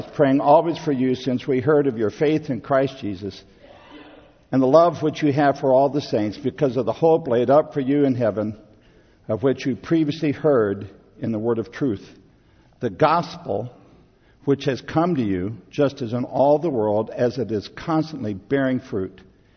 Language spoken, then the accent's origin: English; Midwest, United States; Growing up in the Midwest, we had fairly regular revivals